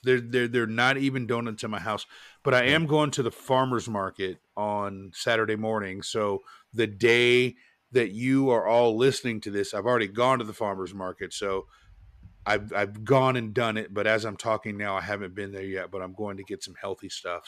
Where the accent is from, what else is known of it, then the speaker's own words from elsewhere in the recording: Portland, United States; now in Charlotte, United States; I grew up in Portland and it was rainy